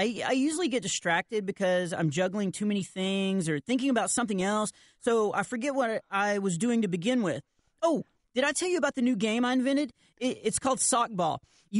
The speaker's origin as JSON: {"language": "English", "region": "Texas", "country": "United States", "said": "Come on. I'm from Texas. Of course I have. Our tractor is always getting a flat."}